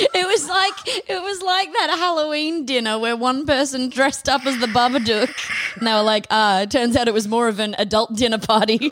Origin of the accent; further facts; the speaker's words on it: Australia; we're Australian